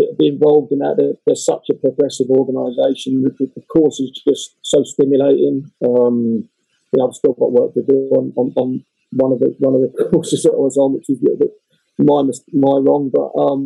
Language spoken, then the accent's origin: English; England, United Kingdom; being an Englishman